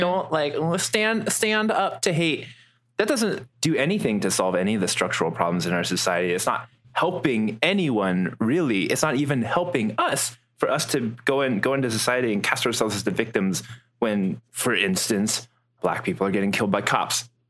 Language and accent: English; Midwest, United States; moved away; also born or lived in Houston; growing up in the Midwest